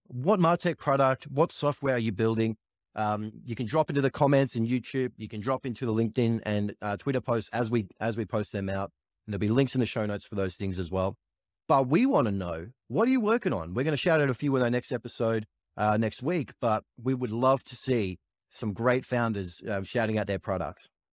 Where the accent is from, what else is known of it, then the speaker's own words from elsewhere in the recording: Australia; as an Australian